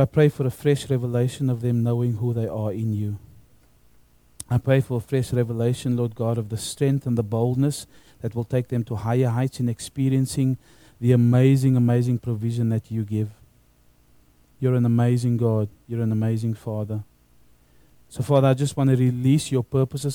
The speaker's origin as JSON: {"language": "English", "country": "South Africa", "tie": "born or raised there", "moved": "yes", "lives_now": "Australia", "said": "when I grew up in South Africa, when I was at high school"}